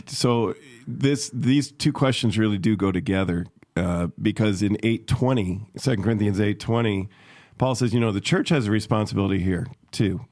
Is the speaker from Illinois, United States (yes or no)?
yes; Chicago, Illinois, United States; moved away; where I grew up in Chicago.